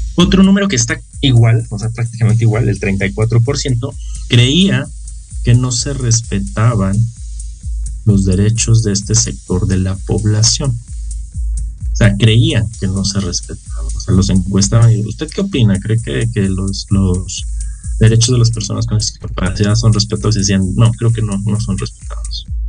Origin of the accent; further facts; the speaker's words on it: Mexico; como sociedad mexicana